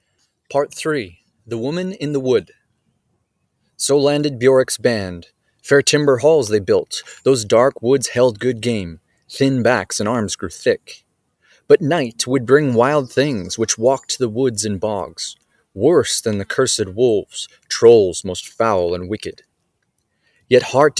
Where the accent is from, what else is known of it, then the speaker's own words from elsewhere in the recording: Canada; also born or lived in Vancouver Island, British Columbia; I'm an author from Canada, and I am coming to you today from the Lindley Valley, which is a beautiful wooded park here in Vancouver Island